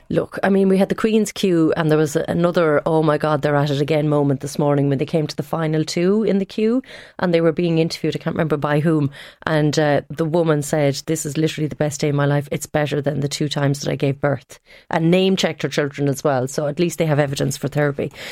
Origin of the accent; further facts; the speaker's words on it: Tipperary, Munster, Ireland; moved away; I am from Tipperary.